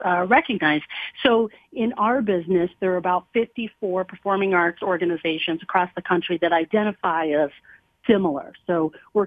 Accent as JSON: {"language": "English", "town": "Scranton", "region": "Pennsylvania", "country": "United States", "also_born_or_lived": "Pittsburgh, Pennsylvania", "moved": "yes", "said": "I'm actually originally from Scranton, Pennsylvania"}